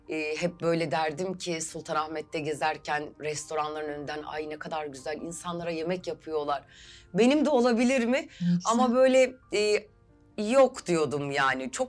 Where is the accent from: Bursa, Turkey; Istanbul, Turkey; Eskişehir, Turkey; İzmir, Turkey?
Istanbul, Turkey; 1979 İstanbul doğumluyum.